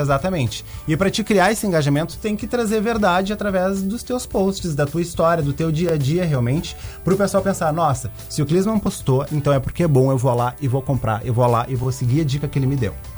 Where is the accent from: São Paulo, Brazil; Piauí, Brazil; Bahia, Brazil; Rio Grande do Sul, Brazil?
Rio Grande do Sul, Brazil; Rio Grande; also born or lived in Pelotas; Nasci e me criei em Rio Grande